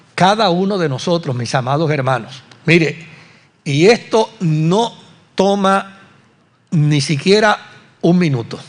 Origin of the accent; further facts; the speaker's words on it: Puerto Rico; como puertorriqueños